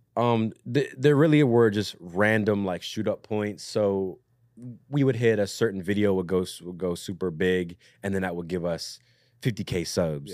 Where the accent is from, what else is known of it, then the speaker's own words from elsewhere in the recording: Southern Maryland, United States; moved away; I'm from Southern Maryland originally